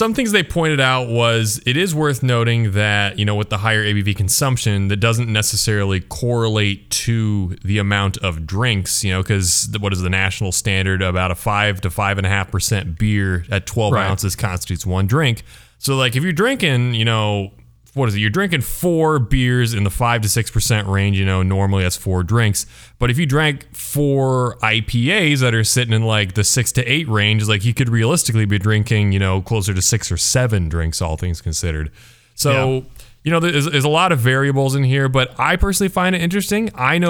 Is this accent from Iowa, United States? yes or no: yes; Cedar Falls, Iowa, United States; Back when I was growing up in Cedar Falls, I remember when Single Speed moved into the main street